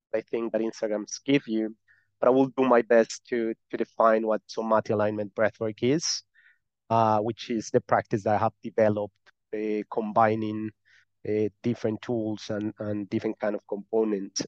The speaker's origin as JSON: {"language": "English", "country": "Colombia", "accent": "Spanish", "second_language": "English", "moved": "yes", "lives_now": "Malta", "said": "I'm not from Malta. I'm from Colombia. I live in Malta."}